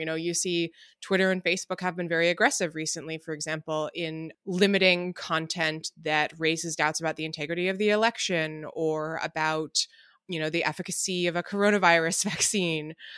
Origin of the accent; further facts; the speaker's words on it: United States; as an American